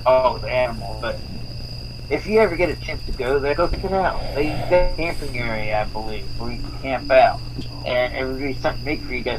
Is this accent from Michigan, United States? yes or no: no; South Florida, United States; I grew up in South Florida